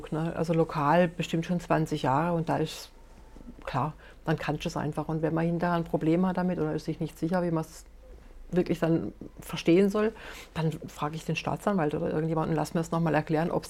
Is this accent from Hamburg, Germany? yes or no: no; Rastatt, Baden-Württemberg, Germany; ich bin in Rastatt aufgewachsen. Ne? Also von daher, wenn ich mir das heute angucke, was da heute angeboten wird